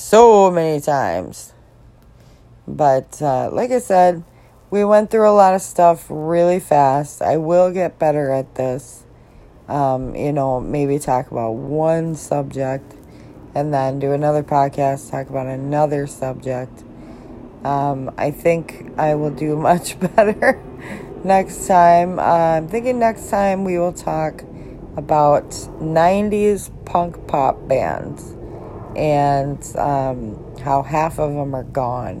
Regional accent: Chicago, Illinois, United States; now in Minnesota, United States; I'm from Chicago, Illinois, and just grew up a Cardinals fan

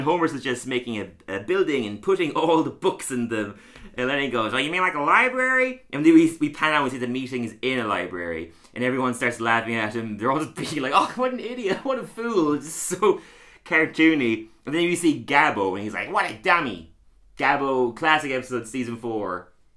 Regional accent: Tralee, Munster, Ireland; now in London, United Kingdom; I'm also from Tralee.

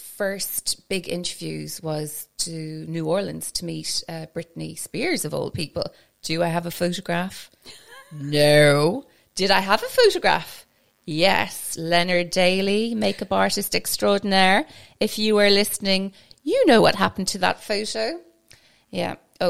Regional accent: Scotland, United Kingdom; now in Ireland; I suppose because where I grew up in Scotland, we'll say I go to England and I'm the only Irish person. Because I grew up in Scotland, very cosmopolitan area.

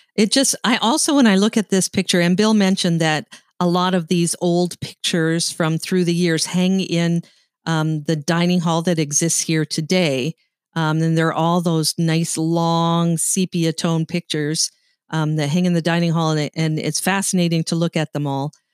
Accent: Sault Ste. Marie, Ontario, Canada; I grew up in Sault Ste. Marie, Ontario, Canada

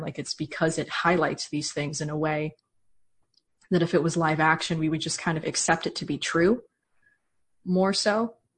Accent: United States; as an American

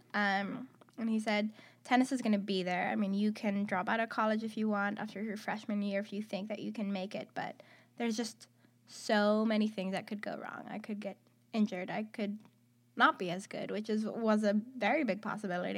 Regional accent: Athens, Attica, Greece; moved away as an adult; also born or lived in Houston, Texas / Kansas; I am from Athens, Greece. I was born in Athens.

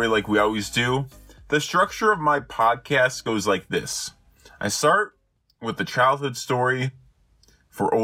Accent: Chicago, Illinois, United States; now in Texas, United States; I'm actually going back to Chicago in a week

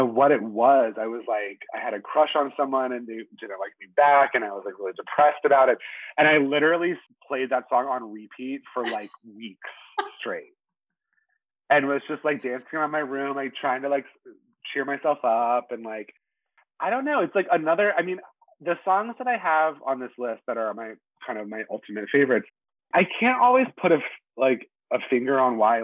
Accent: Charlotte, North Carolina, United States; moved away as an adult; now in Brooklyn, New York, United States; I grew up in North Carolina

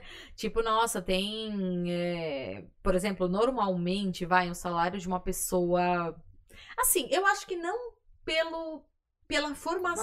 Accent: Brazil; a gente é brasileiro

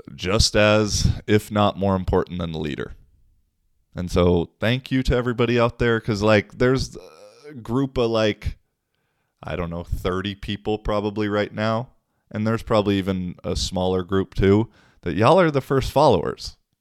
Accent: Seattle, Washington, United States; now in Finland; I'm from Seattle.

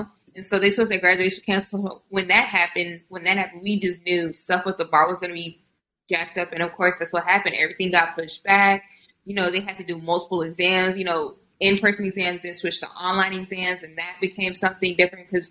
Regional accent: Houston, Texas, United States; born or raised there; also born or lived in Austin, Texas / College Station, Texas

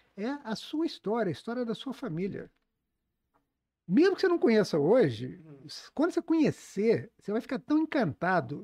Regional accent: Juiz de Fora, Minas Gerais, Brazil; eu cresci lá no, na Cidade Alta

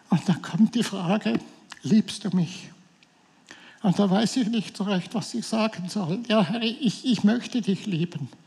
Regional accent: Switzerland; wir sind, wir sind Schweizer. Das sehe ich jedes Mal, wenn das Flugzeug wieder in der Schweiz landet.

